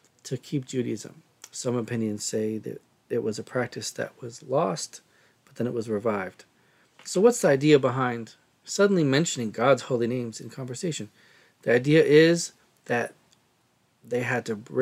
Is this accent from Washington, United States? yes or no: yes; Seattle, Washington, United States; growing up in Seattle